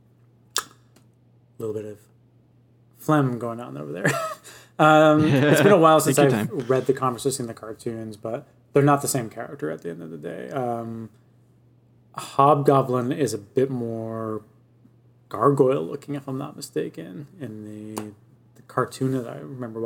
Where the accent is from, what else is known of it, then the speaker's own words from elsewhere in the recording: Canada; as a Canadian in 2021